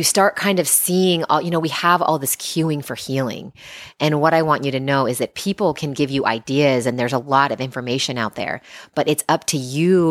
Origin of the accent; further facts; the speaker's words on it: Seattle, Washington, United States; moved away; I grew up in Seattle